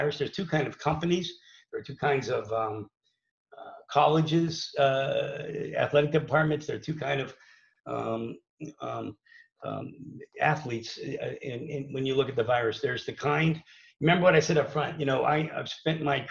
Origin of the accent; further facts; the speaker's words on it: New Kensington, Pennsylvania, United States; moved away as an adult; also born or lived in North Carolina; I'm from New Kensington, Pennsylvania, so I'm from the WPIL. I wrestled at Valley High School.